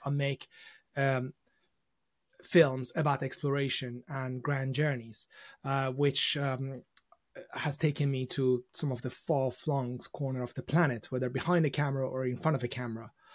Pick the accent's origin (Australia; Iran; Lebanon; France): Iran; now in United Kingdom; I was born in Iran, and, uh, when I was growing up, uh, during the, uh, sort of the, uh, the beginning of my sort of childhood, I'd, I'd remember just war and, uh, you know, revolution